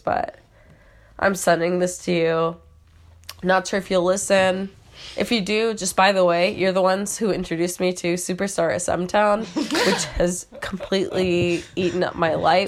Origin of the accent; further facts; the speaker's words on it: Michigan, United States; now in Philadelphia, United States; I'm from Michigan